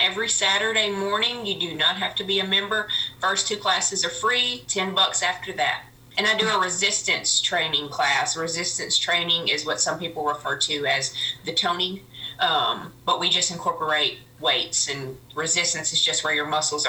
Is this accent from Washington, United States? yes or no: no; Brownsville, Tennessee, United States; I am 32 years old, and I grew up and was born and raised in Brownsville, Tennessee. I graduated high school in Haywood County.